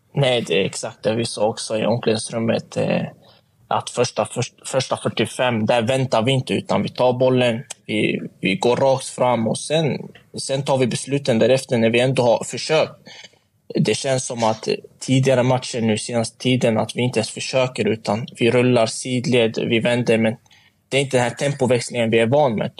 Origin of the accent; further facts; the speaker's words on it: Sweden; also born or lived in Motala; jag är uppväxt i Sverige